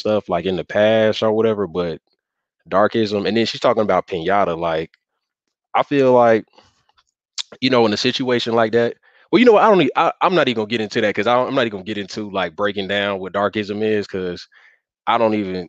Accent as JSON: {"language": "English", "town": "Atlanta", "region": "Georgia", "country": "United States", "tie": "born or raised there", "said": "I'm from the South, and I say like with Atlanta and Georgia was where I was mostly at coming up."}